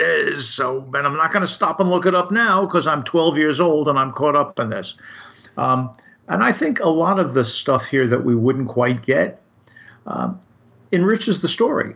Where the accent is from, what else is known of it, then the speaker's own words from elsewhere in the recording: United States; I'm just an American